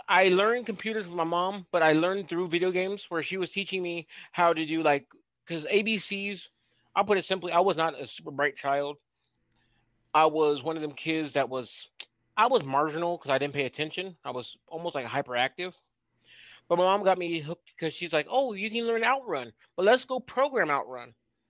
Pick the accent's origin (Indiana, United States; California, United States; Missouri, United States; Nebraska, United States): Nebraska, United States; Bellevue; also born or lived in Oak Ridge; I was raised in the suburbs of Omaha and that kind of thing